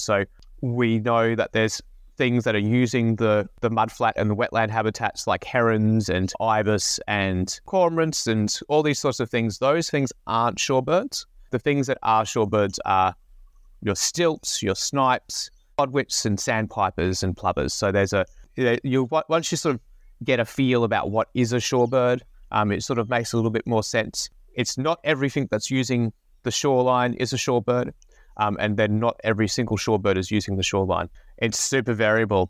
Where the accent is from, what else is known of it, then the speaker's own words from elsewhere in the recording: Brisbane, Queensland, Australia; I grew up in Brisbane